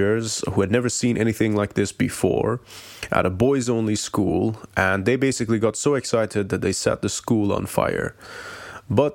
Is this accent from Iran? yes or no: yes; Iran; now in United Kingdom; I'm originally from Iran and currently residing in the UK